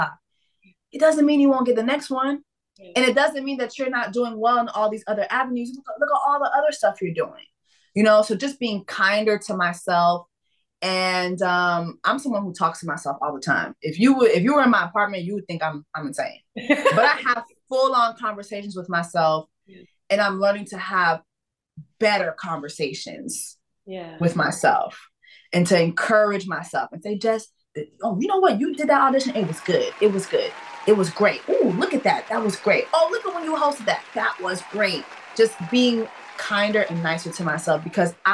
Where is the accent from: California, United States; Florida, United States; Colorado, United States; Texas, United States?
Florida, United States; Miami; I was raised in Miami